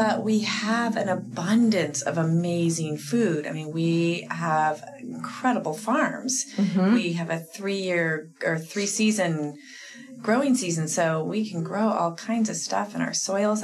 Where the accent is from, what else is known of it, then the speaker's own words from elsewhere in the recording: Sonoma County, California, United States; now in Southern Oregon, United States; I come from Sonoma County is where I lived for a long time